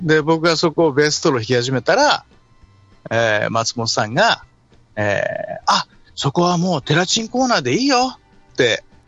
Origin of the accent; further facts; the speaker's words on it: Tokyo, Japan; 出身は東京ですね。東京の練馬。